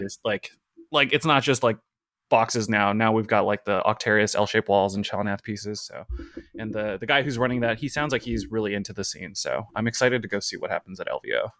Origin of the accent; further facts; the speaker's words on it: West Coast, United States; now in Brooklyn, United States; I'm originally from the West Coast. I'm on the East Coast now